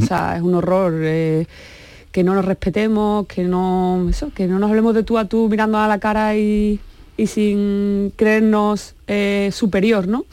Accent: Seville, Andalusia, Spain; soy sevillana y evidentemente es una ciudad futbolera

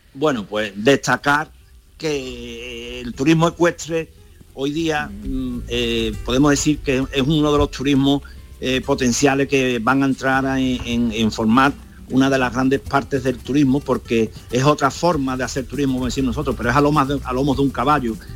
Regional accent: Osuna, Andalusia, Spain; Osuna, pues mi pueblo

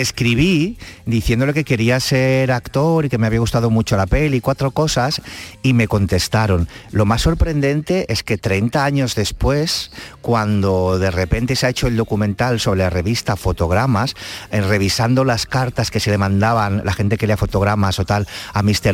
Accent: La Guineueta, Catalonia, Spain; yo soy de la Guinagüeta

